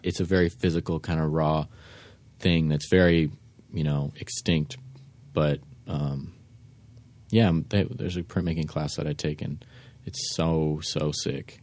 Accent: San Francisco, California, United States; I was born and raised in San Fran

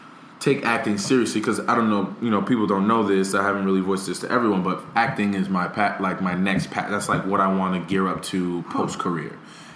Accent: Paterson, New Jersey, United States; Paterson, New Jersey, Boys and Girls Club, which is my hometown.

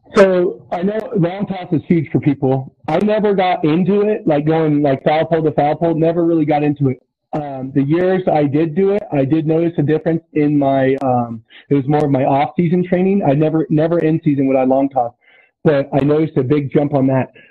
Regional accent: Susanville, California, United States

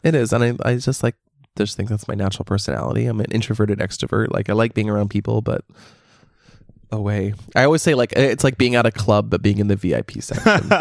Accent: Canada; I'm Canadian.

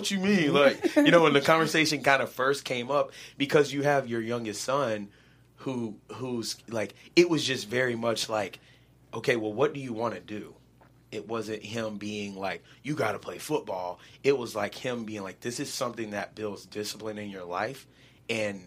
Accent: the South, United States; growing up in the South where football is religion

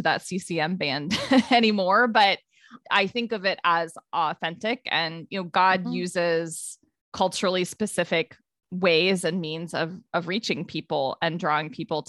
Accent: Ohio, United States; I grew up in Ohio, and I would say all through my childhood, my family went to Methodist churches.

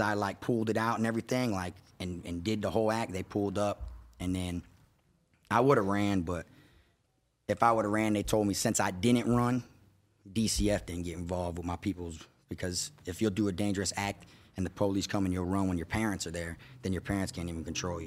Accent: Davie, Florida, United States; I grew up in East Side Davie, which is in Florida

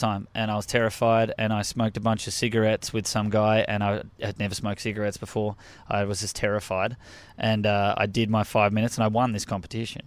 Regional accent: Australia; accent: Australian; moved away as an adult; now in United States; I'm from Australia

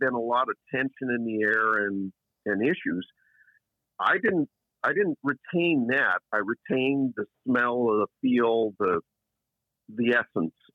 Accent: Eugene, Oregon, United States; I grew up in Eugene, Oregon.

